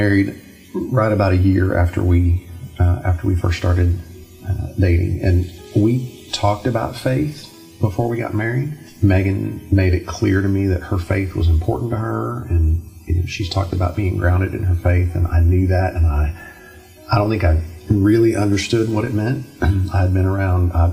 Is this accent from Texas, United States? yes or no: yes; Dallas, Texas, United States; moved away; grew up over in Dallas